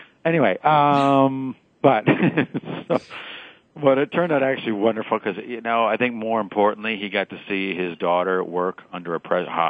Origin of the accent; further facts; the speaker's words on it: Midwest, United States; you know, I'm from the Midwest, right? So I got to go with anyone who touches the Great Lakes, which has to be Wisconsin.